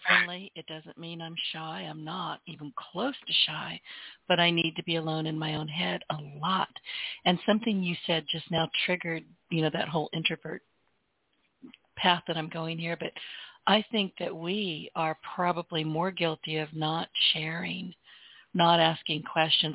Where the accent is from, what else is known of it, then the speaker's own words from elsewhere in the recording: Louisiana, United States; I'm from Louisiana.